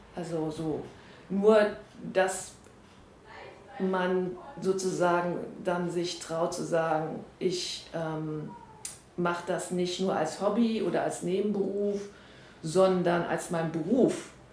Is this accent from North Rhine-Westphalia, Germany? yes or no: yes; Essen, North Rhine-Westphalia, Germany; Ich bin in Essen geboren und aufgewachsen